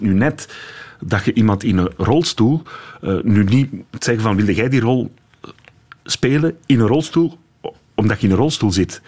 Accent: Dendermonde, Flanders, Belgium; Ik ben van Dendermonde.

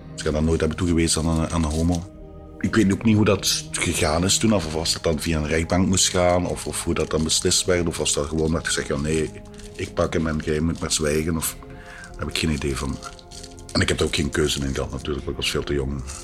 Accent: Vlijtingen, Flanders, Belgium; now in Antwerp, Belgium; Ik ben geboren in Vleitingen en voor mij is dat de plek waar het allemaal begonnen is

